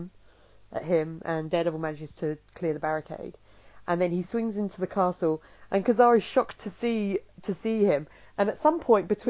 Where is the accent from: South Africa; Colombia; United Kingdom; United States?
United Kingdom; England; the way I speak naturally, because I am English.